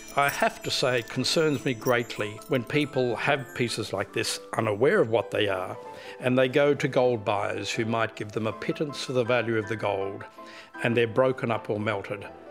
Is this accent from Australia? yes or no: yes; Perth, Western Australia, Australia; I'm from Perth